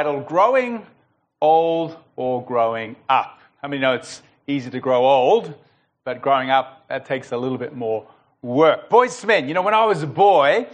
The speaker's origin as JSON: {"language": "English", "country": "United States", "tie": "born or raised there", "moved": "yes", "lives_now": "Melbourne, Australia", "said": "I was born in Melbourne, grew up in America, spent about 10 years over there"}